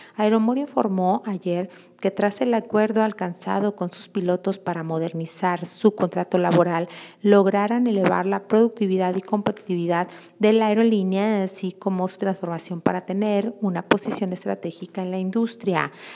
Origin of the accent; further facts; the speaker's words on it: Mexico City, Mexico; ahora que ya regresé a la Ciudad de México, que es de donde soy originaria